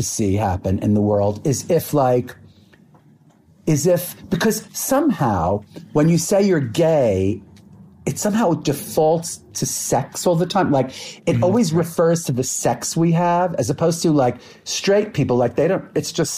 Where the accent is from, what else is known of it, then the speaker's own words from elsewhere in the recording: New York City, New York, United States; I moved to New York City from Brooklyn